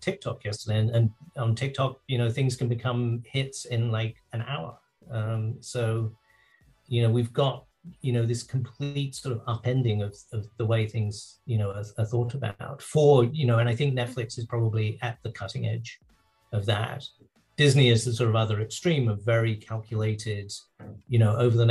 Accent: England, United Kingdom; moved away; I grew up in England.

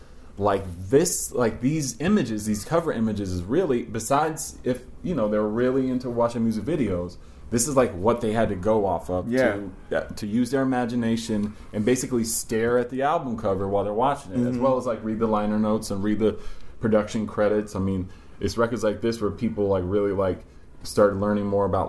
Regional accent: New York, United States; And you know, grew up here in New York.

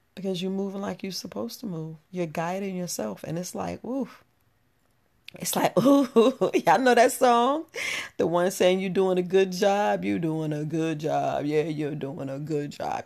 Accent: New York, United States; moved away as an adult; I grew up in New York

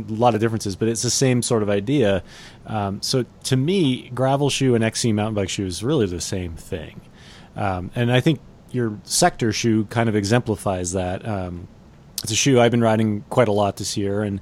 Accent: Connecticut, United States; now in Boulder, United States; I'm from Connecticut

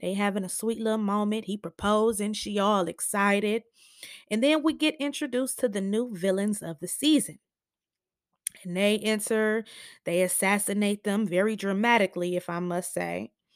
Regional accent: Michigan, United States; I'm from Michigan

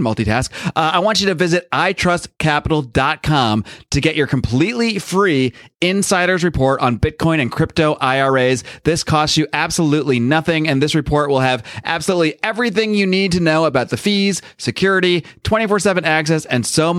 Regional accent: East Coast, United States; I mean, like I grew up on the East Coast

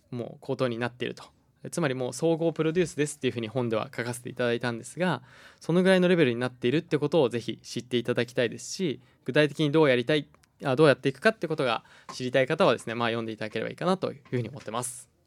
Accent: Hokkaido, Japan; moved away; also born or lived in Tokyo; 僕が東京住んでたんですけれども地元の北海道に戻ってきて

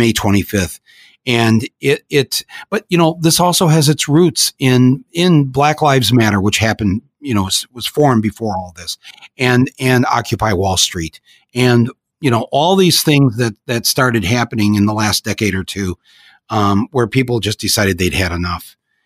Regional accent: Flint, Michigan, United States; accent: Midwestern American; I grew up in Flint, Michigan

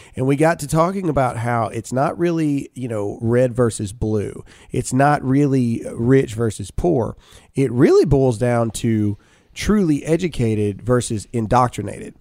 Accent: Mississippi, United States; moved away as an adult; now in Texas, United States; me and Alyssa were born and raised in Mississippi

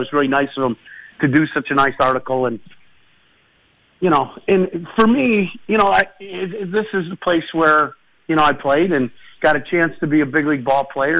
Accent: Chicago, Illinois, United States; born or raised there; also born or lived in Minnesota

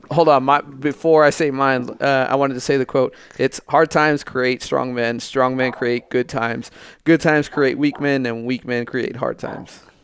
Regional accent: United States; being born in this country, uh, being an American

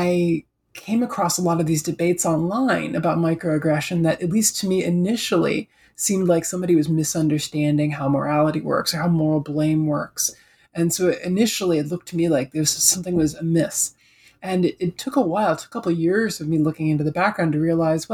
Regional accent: Detroit, Michigan, United States; also born or lived in New York City; now in Toronto, Canada; I'm originally from Detroit.

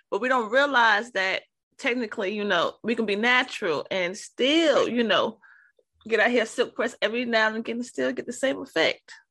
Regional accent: New York City, New York, United States; I'm originally from New York, okay? Harlem

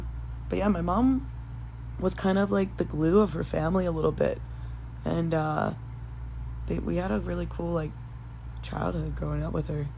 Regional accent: Long Island, New York, United States; moved away as an adult; also born or lived in Wantagh, New York; now in Costa Rica; I am from Long Island, New York. Same high school, same town that we both grew up

